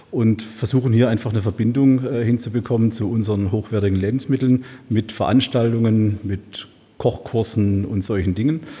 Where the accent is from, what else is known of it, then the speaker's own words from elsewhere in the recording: Baden-Württemberg, Germany; now in Heilbronn, Germany; Stück weit ein Gelbfüßler, mhm.